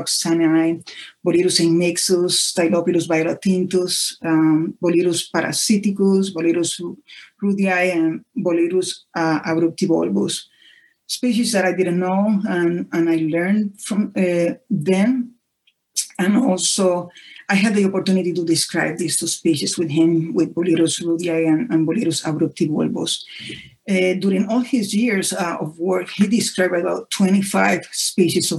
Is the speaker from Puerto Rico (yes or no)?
yes; Puerto Rico; I'm from Puerto Rico